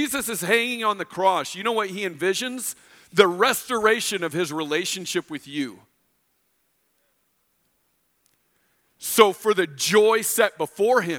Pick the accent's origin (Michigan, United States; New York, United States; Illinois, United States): Illinois, United States; moved away; I grew up in Illinois